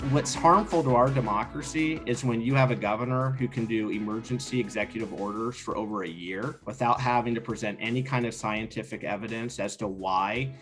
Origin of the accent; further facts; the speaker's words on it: Sandy, Oregon, United States; I grew up here in Sandy